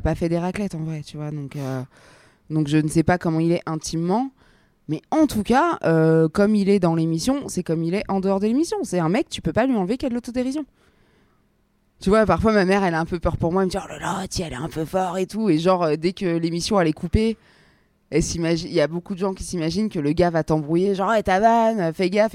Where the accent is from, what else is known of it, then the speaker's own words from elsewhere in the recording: Alexandria, Alexandria Governorate, Egypt; je suis pas né au Caire, je suis né à Alexandrie